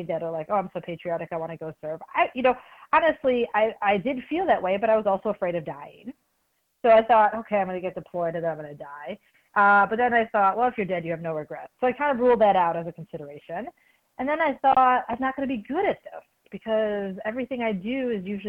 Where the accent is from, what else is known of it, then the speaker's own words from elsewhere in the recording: Chicago, Illinois, United States; moved away as an adult; also born or lived in Stanford; I grew up in Chicago, didn't know a lot of military